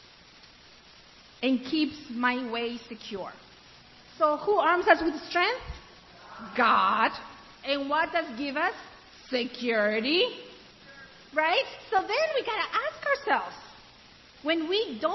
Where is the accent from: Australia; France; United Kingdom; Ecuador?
Ecuador; also born or lived in Africa; now in United States; I grew up in Ecuador and I lived in Africa.